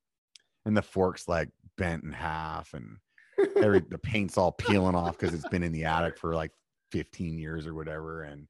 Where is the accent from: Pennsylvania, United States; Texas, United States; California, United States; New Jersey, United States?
Pennsylvania, United States; York; Pennsylvania. And the city I'm from is like it's called York, like the peppermint patty.